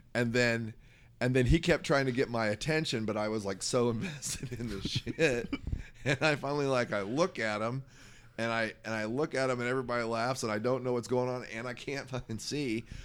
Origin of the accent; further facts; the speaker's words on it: Indiana, United States; moved away; we're both originally from Indiana